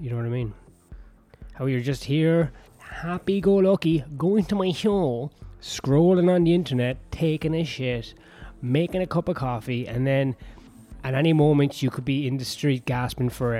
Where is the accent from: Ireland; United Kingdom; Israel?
Ireland; no, from Ireland